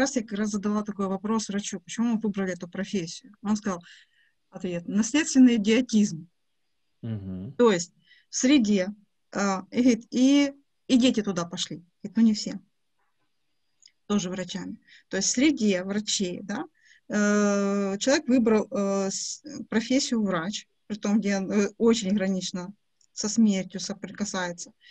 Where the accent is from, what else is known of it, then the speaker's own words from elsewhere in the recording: Dnipro, Dnipropetrovsk Oblast, Ukraine; now in Kyiv, Ukraine; Я живу в Киеве, но я из Днепра. У меня папа металлург, я не металлург.